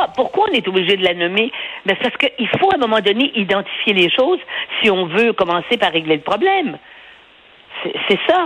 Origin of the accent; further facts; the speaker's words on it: Montreal, Quebec, Canada; je suis né à Montréal